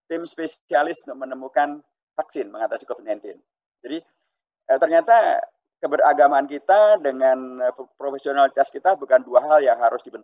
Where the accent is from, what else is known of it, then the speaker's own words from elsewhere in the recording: Klaten, Central Java, Indonesia; karena kita memiliki bagian daripada Klaten uh, kota yang uh, kita berasal dari Klaten itu.